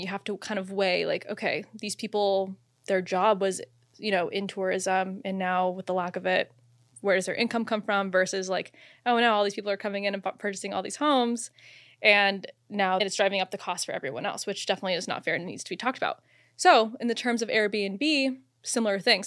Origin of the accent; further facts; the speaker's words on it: Phoenix, Arizona, United States; I'm from Phoenix, Arizona